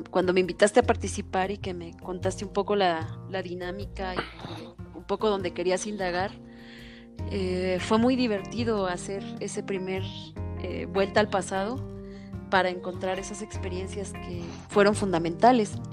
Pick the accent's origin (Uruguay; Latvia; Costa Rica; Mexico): Mexico; Toluca, State of Mexico